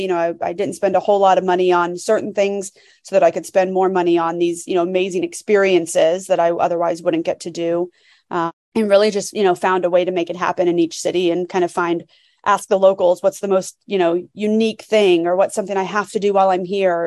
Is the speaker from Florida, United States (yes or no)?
yes; Florida, United States; so I'm from Florida